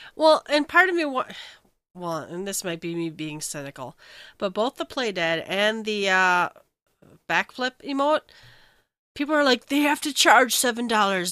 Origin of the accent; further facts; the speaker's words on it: United States; as an American